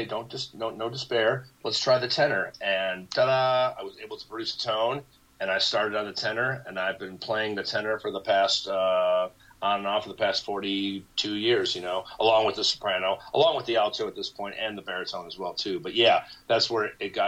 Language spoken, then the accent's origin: English; outside of Chicago, Illinois, United States; the town that I grew up in outside of Chicago